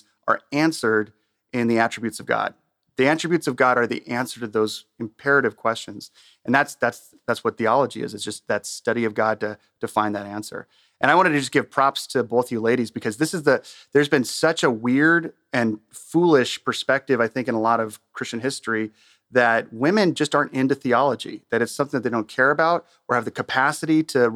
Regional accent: Southern California, United States; moved away as an adult; also born or lived in Chicago, United States / Minooka, Illinois, United States; now in Illinois, United States; I was born and raised in Southern California and came to the Midwest to go to school.

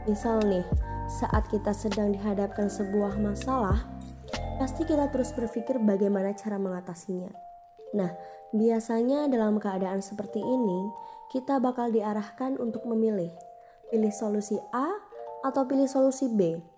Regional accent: Jember, East Java, Indonesia; born there; lahir di kota Jember bulan April tahun 1999.

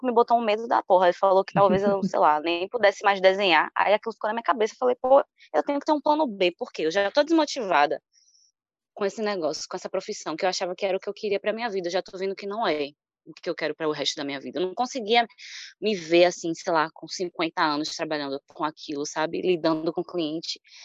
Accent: Salvador, Bahia, Brazil; Moro aqui em Salvador, nascida e criada em Salvador. Sou do bairro de Pau da Lima

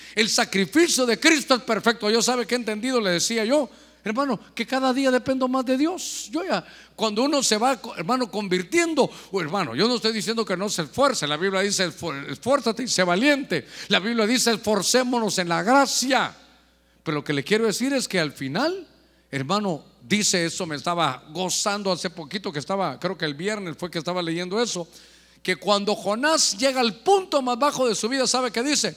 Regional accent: Guatemala; moved away; allá en mi tierra, allá donde nací en Guatemala

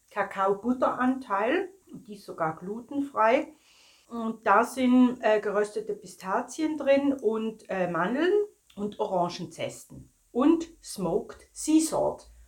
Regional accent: St. Gallen, Switzerland; Da sind wir St. Galler

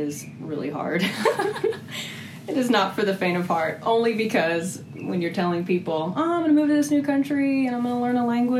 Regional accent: Texas, United States; I am from, I guess you could say, Texas. I lived there longer, which leads into... I grew up in a military family, and so I moved around ever

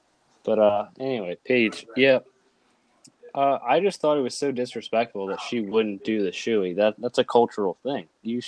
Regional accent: New Zealand; Listen, I'm a Kiwi till the day I die.

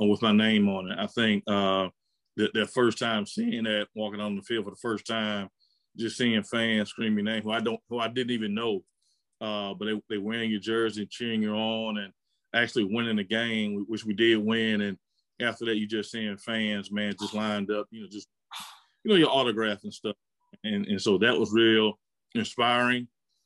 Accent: Pensacola, Florida, United States; I had a great experience growing up in Pensacola

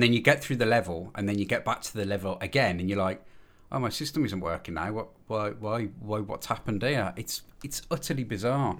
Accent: Birmingham, West Midlands, United Kingdom; I'm from Birmingham, and I'm known as …

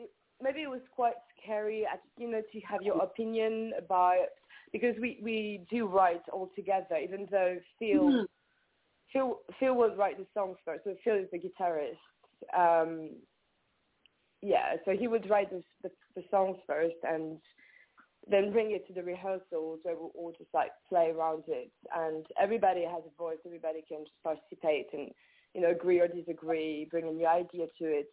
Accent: France; accent: French; English is a second language; moved away as an adult; I am French. I grew up in France. Yeah, I was born in France

